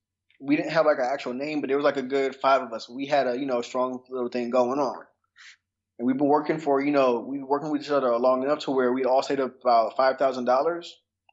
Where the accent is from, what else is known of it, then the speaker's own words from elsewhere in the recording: Atlanta, Georgia, United States; also born or lived in Seattle, Washington; Okay, well, born in Seattle, Washington, but I've been in Atlanta since I was three.